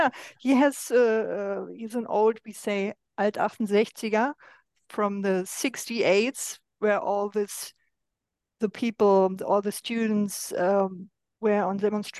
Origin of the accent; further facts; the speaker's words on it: Berlin, Germany; I'm originally from East Germany